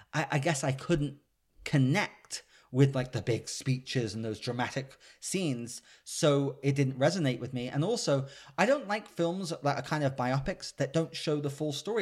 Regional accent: United Kingdom; I'm British

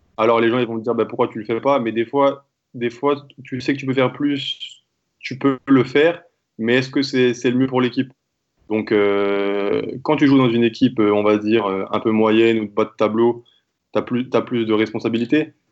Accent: France; je suis né en France, je suis français

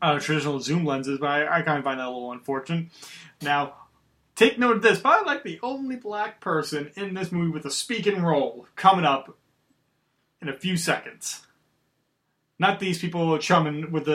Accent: Long Island, New York, United States; Dakota and I, we're from Long Island

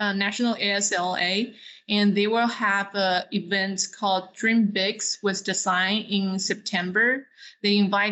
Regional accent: China; now in Dallas, United States; I grew up in China, so I know how to speak Mandarin

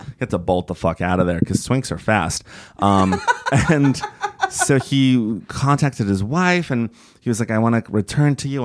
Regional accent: Bay Area, California, United States; also born or lived in Toluca, Mexico; I grew up in the Bay Area and when I got to middle school, it was like, "Do you want to take French or Spanish?" And I'm originally from Mexico. I was born in Toluca, Mexico

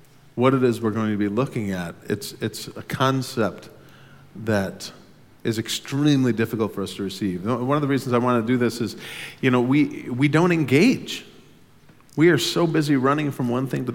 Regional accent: United States; as an American in Sweden

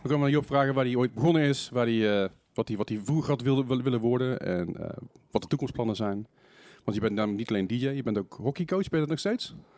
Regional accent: Eindhoven, North Brabant, Netherlands; moved away; also born or lived in Geldrop / Manchester; ik ben ook geboren en getogen Eindhovenaar.

